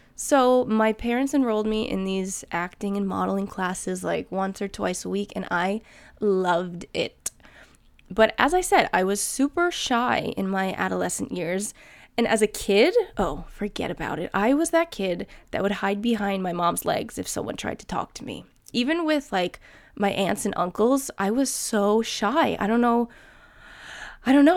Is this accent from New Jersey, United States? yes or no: yes; New Jersey, United States; moved away as an adult; also born or lived in New York City; now in Sweden; I'm from New Jersey